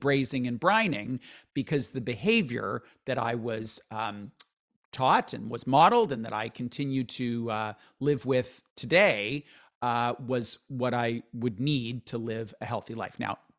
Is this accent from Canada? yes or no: yes; London, Ontario, Canada; No, like I grew up in London, Ontario in the 70s and 80s.